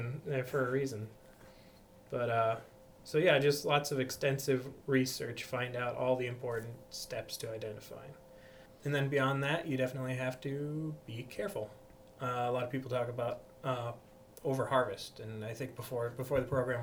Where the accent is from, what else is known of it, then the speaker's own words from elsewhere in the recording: Backus, Minnesota, United States; I'm a local boy. I was born and raised in the Bacchus area